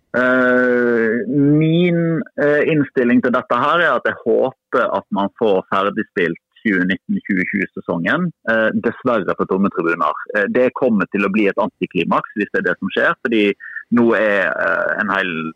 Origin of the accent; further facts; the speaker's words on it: Odda, Vestland, Norway; da jeg vokste opp så i Odda